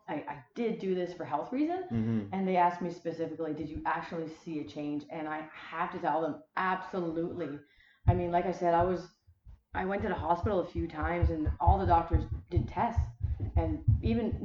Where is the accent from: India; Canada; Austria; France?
Canada; Wellington region, Prince Edward Island; I am born and raised in Prince Edward Island, specifically the Wellington region